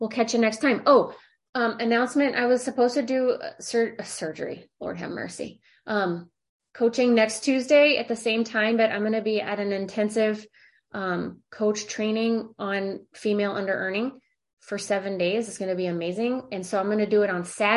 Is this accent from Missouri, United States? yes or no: yes; St. Louis, Missouri, United States; moved away as an adult; now in California, United States; I'm from St. Louis and I live in California